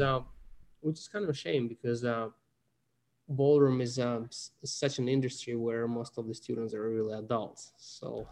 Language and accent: English; Russia; moved away; I'm, I'm from Russia originally.